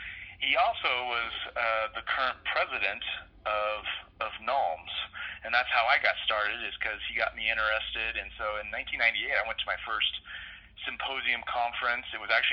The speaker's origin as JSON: {"language": "English", "town": "Longview", "region": "Washington", "country": "United States", "tie": "born or raised there", "moved": "as an adult", "lives_now": "Denver, United States", "said": "And I grew up right on the Columbia River in Longview, Washington, just inland from the ocean and just north of Portland, Oregon. Just grew up loving the outdoors, playing on the water a lot."}